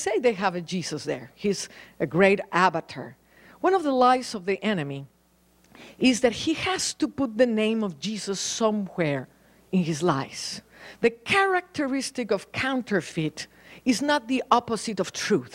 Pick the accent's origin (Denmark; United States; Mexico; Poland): Mexico; Mexico City; moved away as an adult; also born or lived in Paris, France; I was born in Mexico City